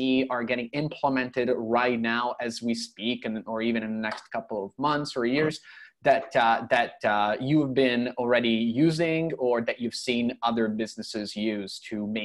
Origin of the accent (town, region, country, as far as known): Toronto, Ontario, Canada; now in Europe